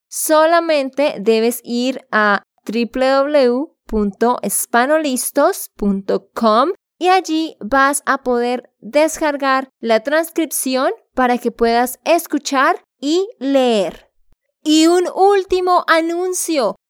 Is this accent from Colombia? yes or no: yes; Santander, Colombia; moved away; de Santander, Colombia.